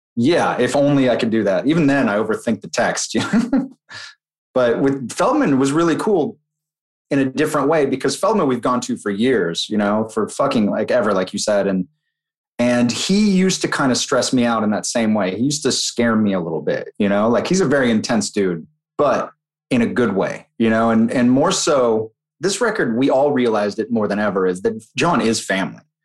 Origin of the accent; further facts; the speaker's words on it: Utah, United States; moved away; growing up in Utah